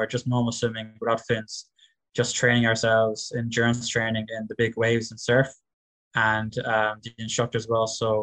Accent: West Cork, Munster, Ireland; I'm from … in West Cork

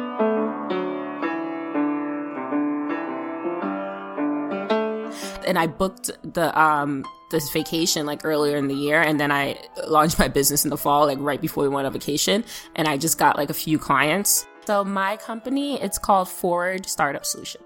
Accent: New York, United States; New York

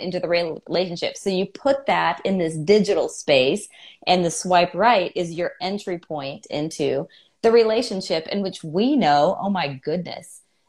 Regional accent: California, United States; now in Atlanta, United States; I live in Atlanta, but I am from California

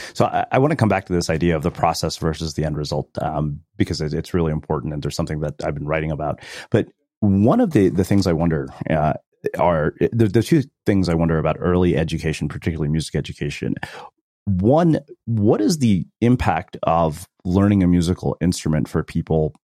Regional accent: Texas, United States; growing up in Texas

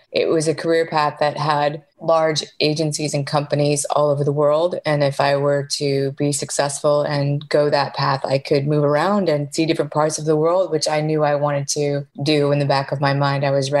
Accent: outside of Chicago, Illinois, United States; moved away as an adult; also born or lived in San Francisco / Miami; I was born outside of Chicago in a very small town and went to high school in that area.

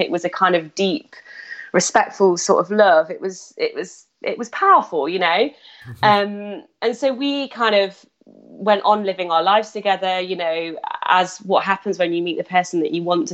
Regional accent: Nottingham, East Midlands, United Kingdom; also born or lived in South of England; I'm from Nottingham, from Robin's Hood. That's where I kind of grew up and spent my childhood.

